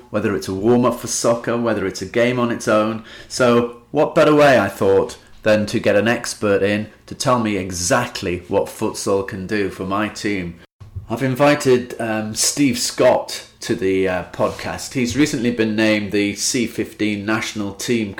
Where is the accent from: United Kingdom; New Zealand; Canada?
United Kingdom; England; I come over from England